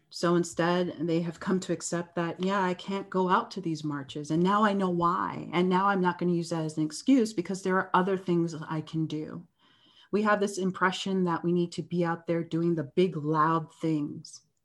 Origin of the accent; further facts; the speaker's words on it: Canada; I'm from Canada.